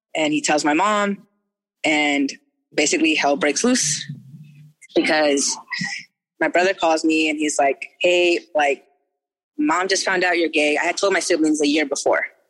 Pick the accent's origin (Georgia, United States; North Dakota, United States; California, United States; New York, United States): California, United States; Orange; moved away; I was born in Orange City in Orange County. So like OC as fuck.